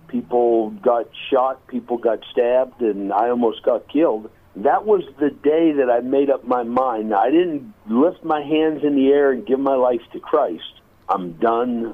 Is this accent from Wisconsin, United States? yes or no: no; North Dakota, United States; I'm from the U.S. I was born in North Dakota.